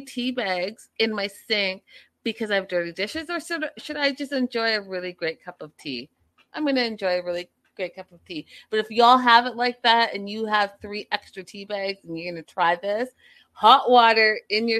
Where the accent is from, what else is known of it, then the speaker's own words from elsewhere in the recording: Vancouver, British Columbia, Canada; moved away; I'm from Vancouver. So I went back home to Vancouver